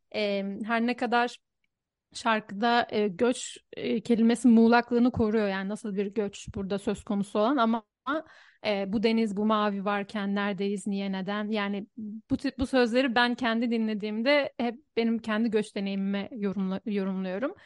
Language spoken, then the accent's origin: Turkish; Istanbul, Turkey; moved away as an adult; now in Budapest, Hungary